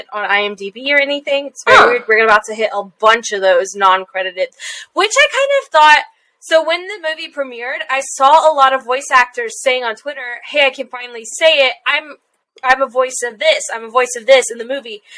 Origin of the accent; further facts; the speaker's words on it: Texas, United States; I'm Texan